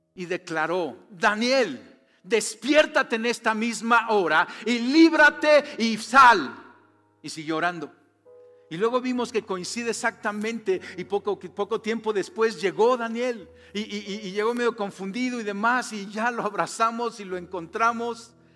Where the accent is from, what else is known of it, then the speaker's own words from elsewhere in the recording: Mexico; tú y yo somos mexicanos